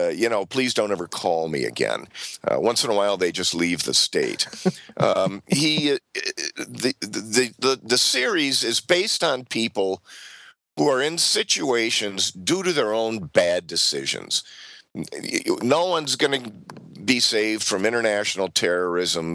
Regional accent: Saint Paul, Minnesota, United States; my hometown where I'm talking to you from, St. Paul, Minnesota

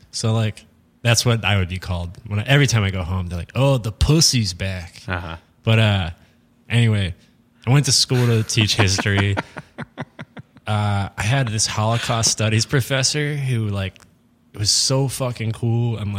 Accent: Harrisburg, Pennsylvania, United States; Harrisburg, Pennsylvania.

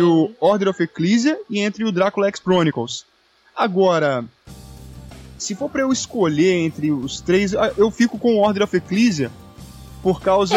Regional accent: Volta Redonda, Rio de Janeiro, Brazil; moved away as an adult; now in São Paulo, Brazil; eu sou do Rio de Janeiro, não da cidade, sou do estado do Rio, da cidade de Volta Redonda.

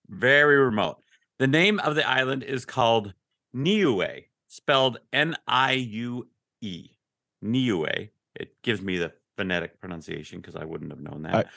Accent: Ogden, Utah, United States; moved away as an adult; now in Texas, United States; I grew up in Ogden, Utah

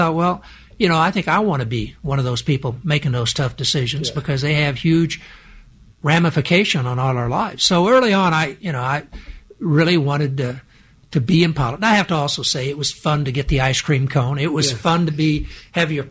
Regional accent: Charleston, Illinois, United States; grow up in Charleston, which has a state university, but it's a small town.

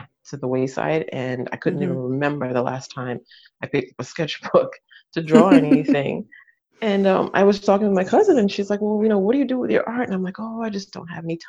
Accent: United States; moved away as an adult; now in France; I'm American, but I live in France. I've been here for about 13 years now.

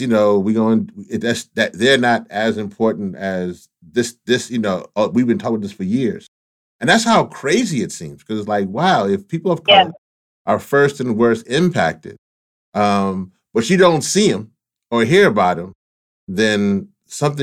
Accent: Louisiana, United States; I'm originally from Louisiana

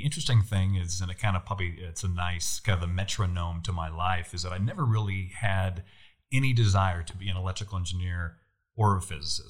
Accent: near the Oregon border, far Northern California, United States; I grew up in way Northern California. So most people think of Northern California being San Francisco. I grew up 5 hours north of San Francisco.

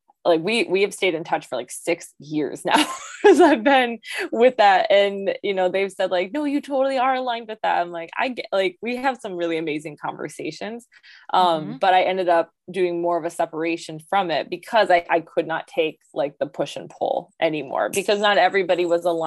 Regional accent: Muskegon, Michigan, United States; I got stationed in Muskegon, which is my hometown of Michigan

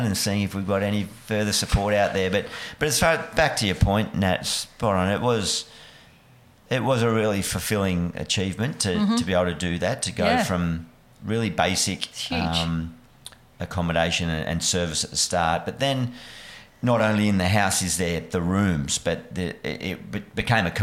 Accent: New South Wales, Australia; moved away as an adult; also born or lived in Bellingen / Junee / Deniliquin / Lismore; now in Western Australia, Australia; I was born in Bellingen up in the sort of Northern Tablelands, then went to down south of New South Wales, Junee, Deniliquin

